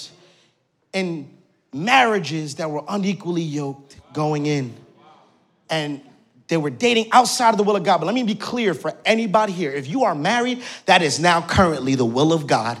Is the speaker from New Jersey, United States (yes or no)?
yes; Newark, New Jersey, United States; now in North Jersey, United States; I'm born and raised in Newark, New Jersey